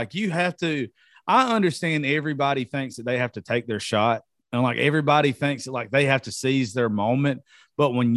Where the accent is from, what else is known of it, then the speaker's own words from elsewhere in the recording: Georgia, United States; I'm from Georgia